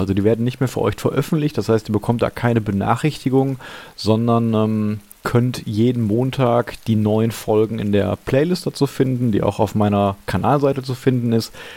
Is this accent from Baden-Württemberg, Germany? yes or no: no; Gladbeck, North Rhine-Westphalia, Germany; now in Essen, Germany; Gladbeck, also meiner Heimatstadt